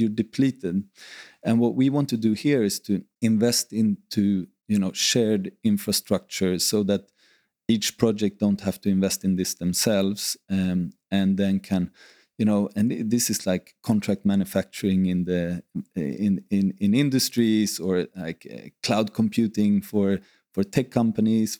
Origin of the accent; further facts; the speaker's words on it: Sweden; moved away as an adult; now in Ibiza, Spain; I grew up in Sweden